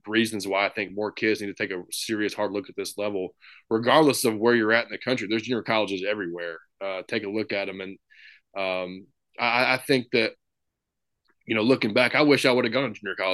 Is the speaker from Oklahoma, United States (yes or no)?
no; Memphis, Tennessee, United States; come back home and coach in my hometown